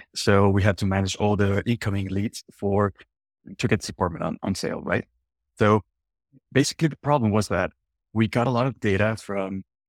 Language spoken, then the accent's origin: English; northern Mexico, Mexico; English is a second language; I'm from Mexico, from the northern parts.